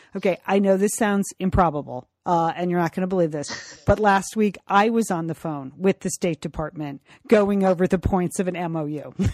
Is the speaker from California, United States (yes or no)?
yes; California, United States; as a Californian